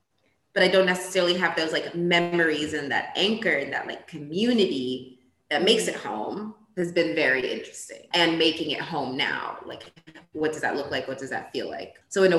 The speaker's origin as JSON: {"language": "English", "country": "Ethiopia", "tie": "born or raised there", "also_born_or_lived": "Portugal / New York, United States", "said": "because I was born in Portugal. I grew up in Ethiopia, a little bit in Portugal. Then I went to New York."}